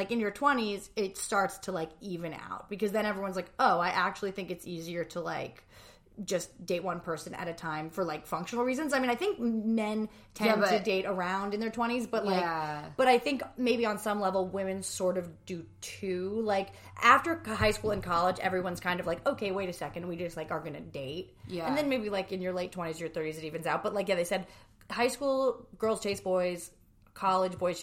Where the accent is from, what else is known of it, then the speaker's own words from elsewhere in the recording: New Jersey, United States; we're both from New Jersey